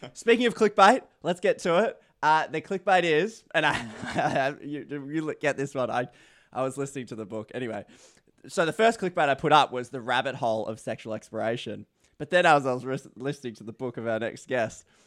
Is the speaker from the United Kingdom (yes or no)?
no; Australia; as an Australian